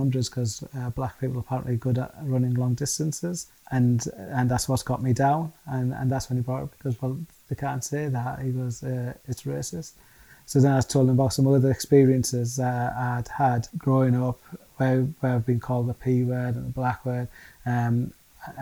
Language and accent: English; Middlesbrough, North East England, United Kingdom; Being born and bred in Middlesbrough, lived in Middlesbrough all our lives.